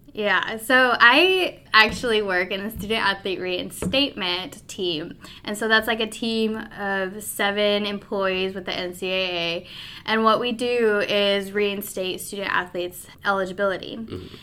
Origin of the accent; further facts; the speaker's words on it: Pueblo, Colorado, United States; moved away as an adult; also born or lived in Omaha, Nebraska; I grew up in Pueblo, Colorado